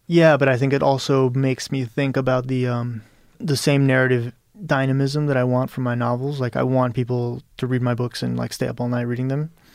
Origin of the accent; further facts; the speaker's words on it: Birmingham, Alabama, United States; first language Spanish; English is a second language; moved away as an adult; also born or lived in Peru; now in New York City, United States; I grew up in Birmingham, Alabama